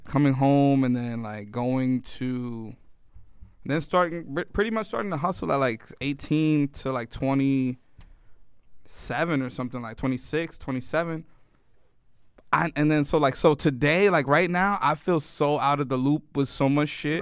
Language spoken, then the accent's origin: English; New York City, New York, United States; moved away; also born or lived in Miami; I grew up in the Bronx